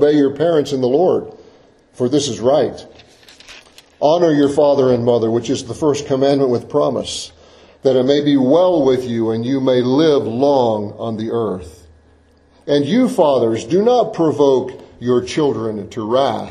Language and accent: English; Florida, United States; I've seen orange groves a lot growing up in Florida